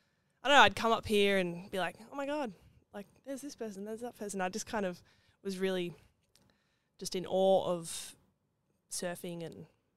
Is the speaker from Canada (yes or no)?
no; Mount Martha, Victoria, Australia; I grew up down on the Mornington Peninsula, down in Mount Martha.